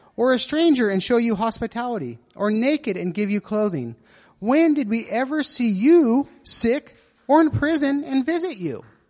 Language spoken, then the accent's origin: English; Nevada, United States; growing up in Nevada